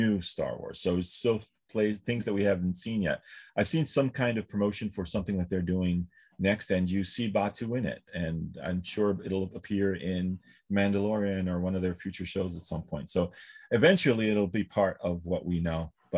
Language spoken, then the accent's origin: English; New York, United States; I'm from New York